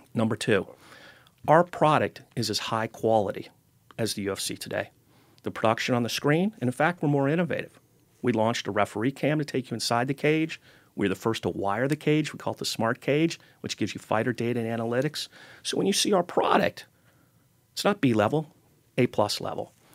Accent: Cincinnati, Ohio, United States; I grew up in Cincinnati, and my first job was at Kings Island Amusement Park

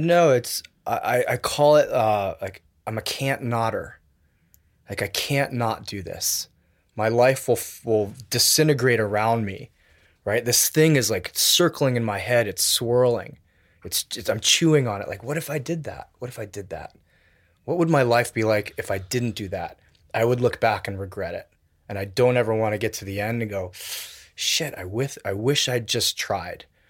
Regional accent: Wilton, Connecticut, United States; also born or lived in Tokyo, Japan; grew up in Connecticut. with a five-year stint from age, from fifth grade to tenth grade in Tokyo, and then back to Connecticut

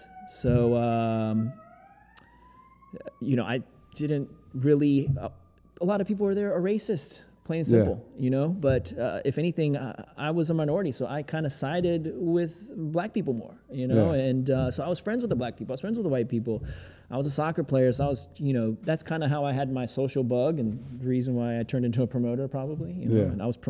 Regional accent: Greensboro, North Carolina, United States; Greensboro, North Carolina, boy.

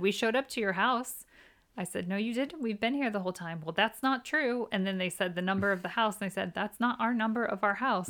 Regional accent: Midwest, United States; moved away as an adult; now in United Kingdom; we're from the Midwest

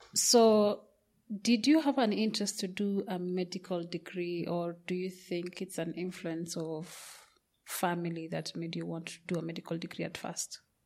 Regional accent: Kenya; I come from Kenya

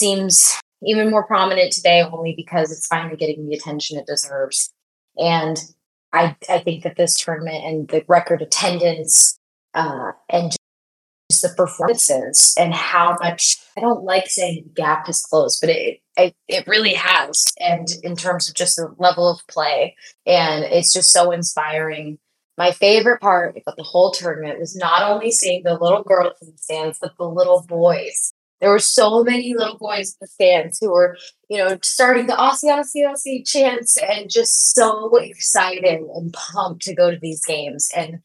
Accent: Bay Area, California, United States; I grew up in the Bay Area

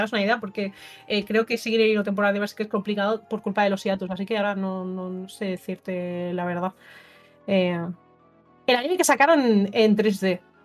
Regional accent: Burjassot, Valencian Community, Spain; soy de Burjasot. O sea, ahora no vivo ahí, pero, pero soy de Burjasot, la verdad. Eh, estudié en el Villar Palasí

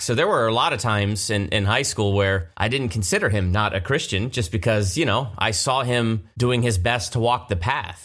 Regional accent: Galloway, Ohio, United States; moved away as an adult; also born or lived in Columbus, Ohio; now in California, United States; I was born in Columbus, Ohio, and grew up right outside of Hilliard, little town, Galloway

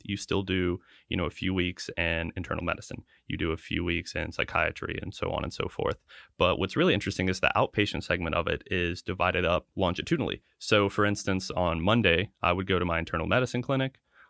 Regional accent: North Carolina, United States; I grew up in North Carolina as well, went to college in South Carolina, and then came back to med school in North Carolina

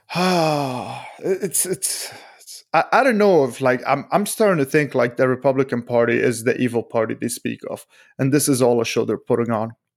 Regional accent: United States; as an American

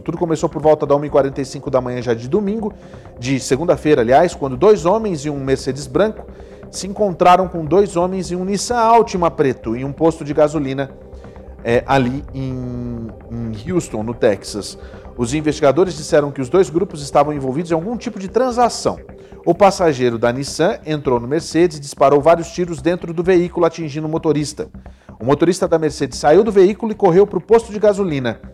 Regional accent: Brazil; now in United States; A gente é brasileiro

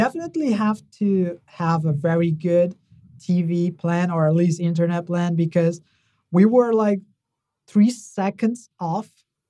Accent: Brazil; I'm from Brazil

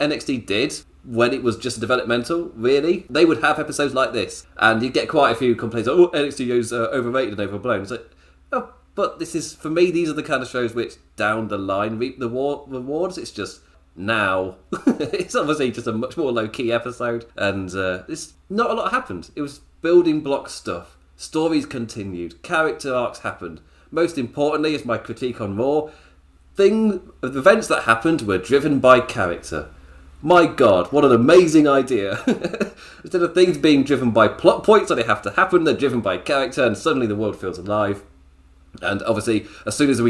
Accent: the Midlands of England, United Kingdom; I'm from the Midlands of England.

